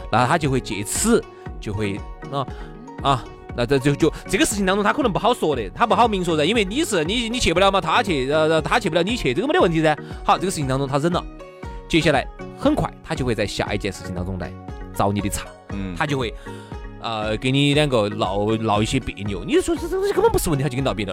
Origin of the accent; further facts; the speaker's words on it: Sichuan, China; 还是真的就只有我们四川人听得懂